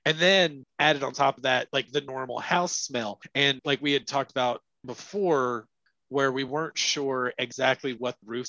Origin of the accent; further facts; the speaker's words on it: Tennessee, United States; born there; also born or lived in North Carolina / Virginia; I was born in Tennessee, moved to North Carolina. I've been in this little tri-state area forever.